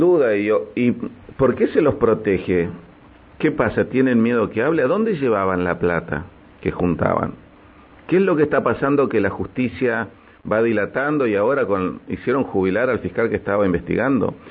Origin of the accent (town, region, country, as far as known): Neuquén, Argentina; born or raised there